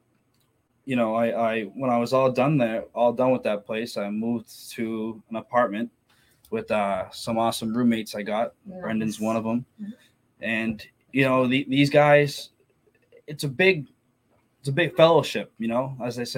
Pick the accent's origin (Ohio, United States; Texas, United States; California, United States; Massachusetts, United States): Massachusetts, United States; Methuen; I grew up in Methuen, Mass, pretty much my whole life until, you know, I was about like 23